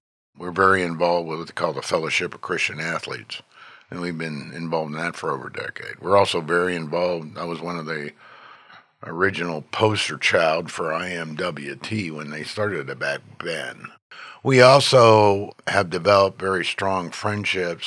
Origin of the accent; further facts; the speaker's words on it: Pittsburgh, Pennsylvania, United States; moved away as an adult; also born or lived in Columbus, Ohio / Los Angeles, California / Tucson, Arizona; now in Texas, United States; I'm born and raised in Pittsburgh